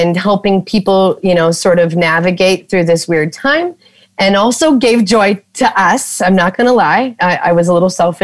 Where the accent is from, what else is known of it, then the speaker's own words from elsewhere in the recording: North Dakota, United States; moved away as an adult; now in Minnesota, United States; Like a good North Dakota girl where I grew up in North Dakota.